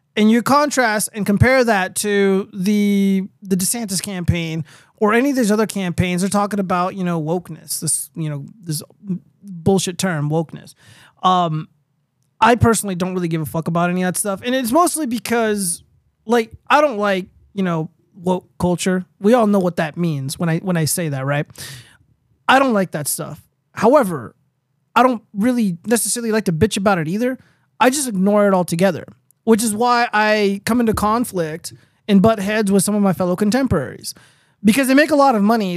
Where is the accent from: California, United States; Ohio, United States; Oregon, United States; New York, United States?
California, United States; I live in the Southwest, I'm from California.